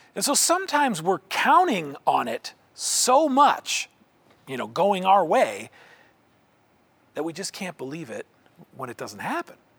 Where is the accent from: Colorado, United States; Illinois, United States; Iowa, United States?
Iowa, United States; Indianola; my hometown of Indianola, Iowa